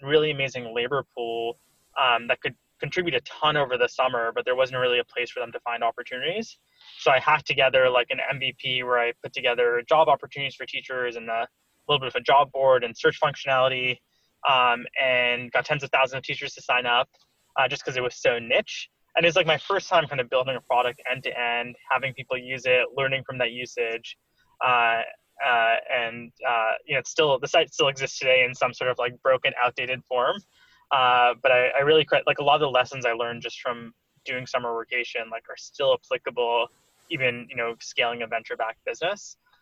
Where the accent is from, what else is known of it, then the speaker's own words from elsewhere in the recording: Stamford, Connecticut, United States; moved away as an adult; also born or lived in Cambridge, Massachusetts / Mountain View, California; now in New York City, United States; I grew up in Stamford, Connecticut. Um, uh, so pretty close to New York City, where I'm based now